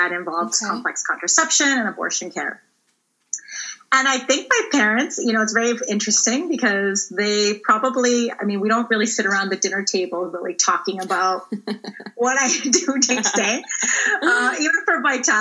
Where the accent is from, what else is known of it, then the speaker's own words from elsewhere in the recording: Ontario, Canada; I grew up in Ontario